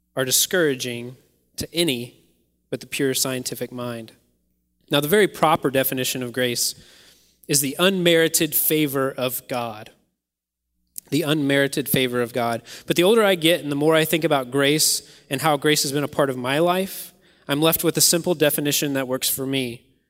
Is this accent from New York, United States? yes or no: no; Kentucky, United States; I grew up in Kentucky